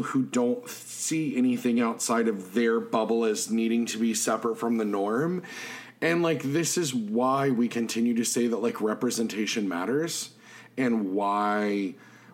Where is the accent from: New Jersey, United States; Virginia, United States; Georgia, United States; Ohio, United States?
Virginia, United States; near Jamestown; I grew up near Jamestown.